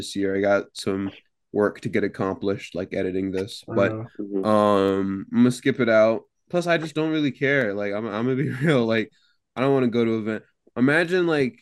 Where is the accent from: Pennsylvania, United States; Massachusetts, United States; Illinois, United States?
Pennsylvania, United States; moved away; I'm from Pennsylvania